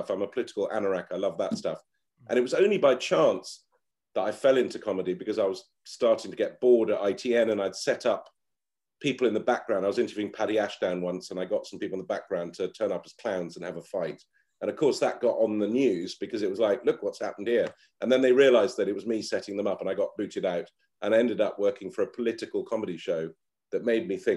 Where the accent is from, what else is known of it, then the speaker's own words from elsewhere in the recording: Lebanon; and really, my heroes when I was a kid, job wise, like growing up in Lebanon, were like foreign correspondents.